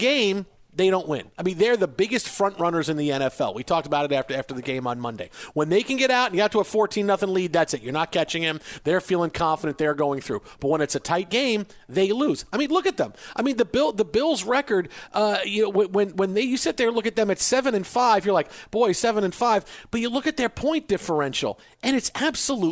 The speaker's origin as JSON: {"language": "English", "region": "New York", "country": "United States", "tie": "born or raised there", "said": "I grew up in New York"}